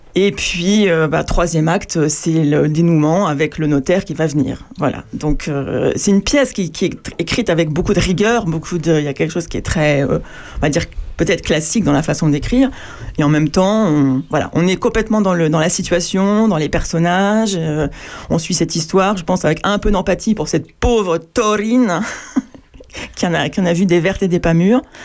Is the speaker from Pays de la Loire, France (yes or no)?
no; Paris, Île-de-France, France; also born or lived in Normandy; Moi, je suis né à Paris, mais mais euh, j'ai passé beaucoup de temps en Normandie